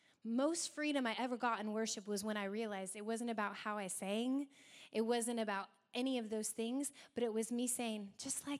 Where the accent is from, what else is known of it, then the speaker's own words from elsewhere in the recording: Hoquiam, Washington, United States; I'm from Hoquiam